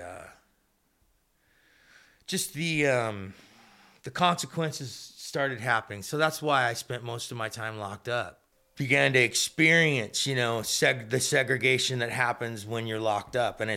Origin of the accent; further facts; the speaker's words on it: Phoenix, Arizona, United States; also born or lived in Oklahoma City; I grew up in Phoenix. My dad and my mom had me in Oklahoma City. And when I was two, they moved from Oklahoma to Phoenix, Arizona, where I grew up.